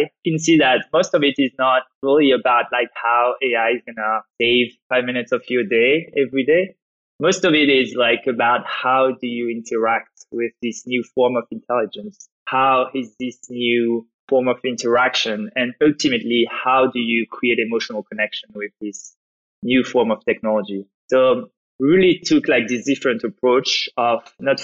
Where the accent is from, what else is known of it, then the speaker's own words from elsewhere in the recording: France; accent: French; English is a second language; as you can probably hear from my accent, I'm French. I grew up in France, went to study in France